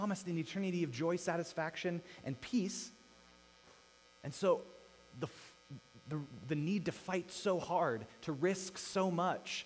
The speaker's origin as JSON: {"language": "English", "town": "Missoula", "region": "Montana", "country": "United States", "tie": "born or raised there", "also_born_or_lived": "Los Angeles, California", "said": "I grew up in Missoula"}